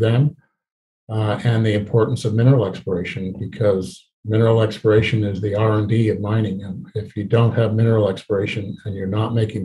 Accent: Canada; also born or lived in British Columbia; we as Canadian explorers

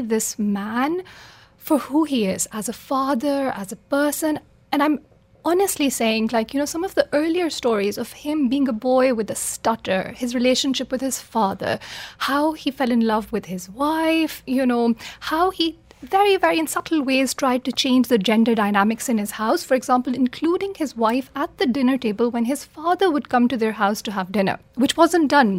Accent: Pakistan; I'm from Pakistan

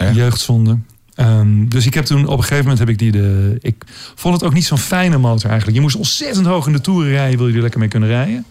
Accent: Amsterdam, North Holland, Netherlands

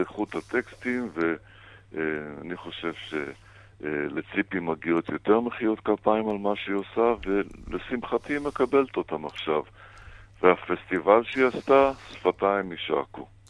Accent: Holon, Tel Aviv District, Israel; also born or lived in Baghdad; בתקופת הילדות שלי בארץ, במעברה על גבול חולום בת ים

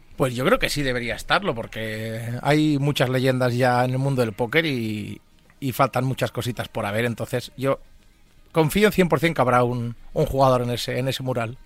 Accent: Manresa, Catalonia, Spain; moved away as an adult; now in Madrid, Spain; Yo soy nacido de Manresa, en Barcelona.

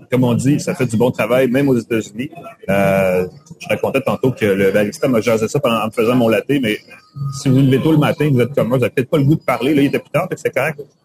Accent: Montreal, Quebec, Canada; j'étais de Montréal

